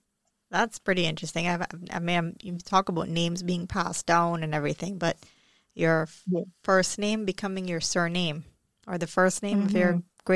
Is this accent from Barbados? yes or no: yes; Barbados; for us in Barbados, we have such a strong British influence.